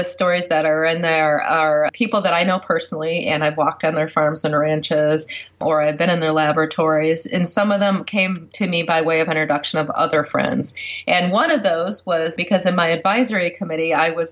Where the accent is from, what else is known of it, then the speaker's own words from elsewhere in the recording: Michigan, United States; my home state of Michigan